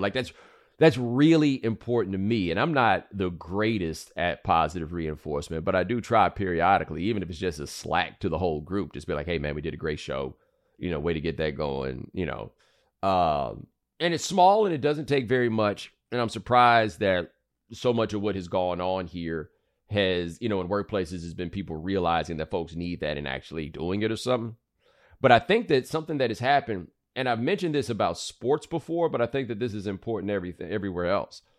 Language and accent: English; Texas, United States; I'm from Texas